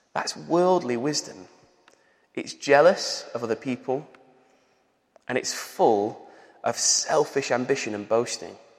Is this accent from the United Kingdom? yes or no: yes; Manchester, North West England, United Kingdom; accent: Manchester; also born or lived in Bolton; I was 10 years old and I moved from uh, the centre of Manchester to Bolton, which is like north of Manchester. And because I had a Manchester accent